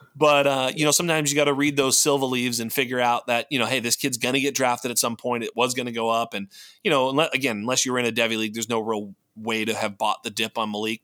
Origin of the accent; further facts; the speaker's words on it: Boston, Massachusetts, United States; also born or lived in Central Coast, California; now in California, United States; Boston guy, New England Patriots fan here in you know in in Central Coast California